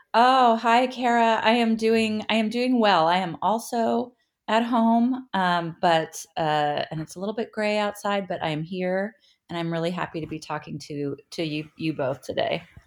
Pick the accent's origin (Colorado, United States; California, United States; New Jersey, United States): California, United States; Berkeley; I grew up in Berkeley, California